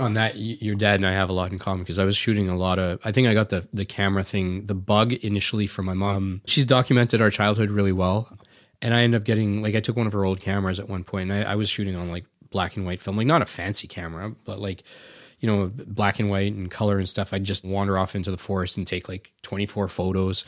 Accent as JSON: {"language": "English", "country": "Canada", "tie": "born or raised there", "also_born_or_lived": "India", "said": "I grew up here"}